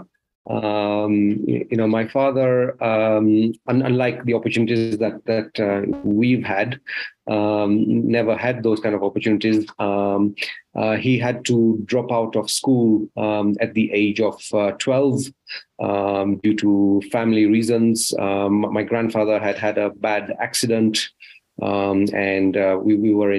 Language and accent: English; Rift Valley, Kenya; moved away; also born or lived in United Kingdom; I was born in Kenya in the Rift Valley. That's why I had my early childhood, and I've spent half my life outside Africa, in the UK